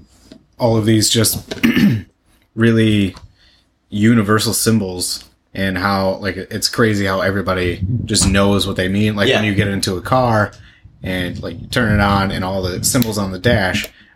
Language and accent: English; Springport, Michigan, United States; Originally Springport, Michigan. So it's a tiny little farming town